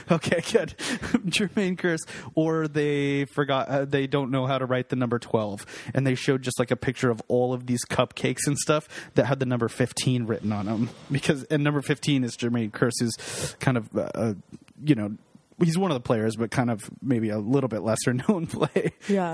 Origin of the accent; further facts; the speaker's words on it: Seattle, Washington, United States; we're from Seattle